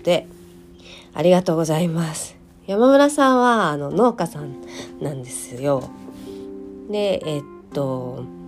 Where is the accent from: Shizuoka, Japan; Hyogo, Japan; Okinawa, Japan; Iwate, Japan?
Hyogo, Japan; moved away; お正月は地元に帰っておりまして、地元は兵庫県の、えー、ど真ん中になります。